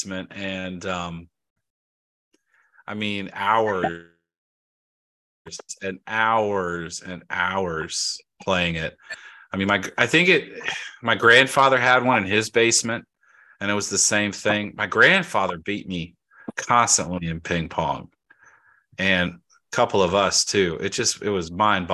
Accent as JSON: {"language": "English", "region": "Georgia", "country": "United States", "said": "I'm from Georgia"}